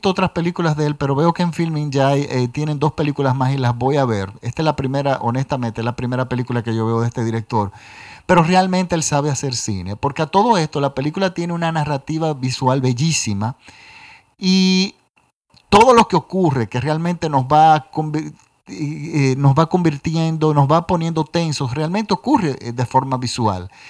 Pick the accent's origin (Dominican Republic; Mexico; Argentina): Dominican Republic; y por supuesto aquí en mi país, República Dominicana.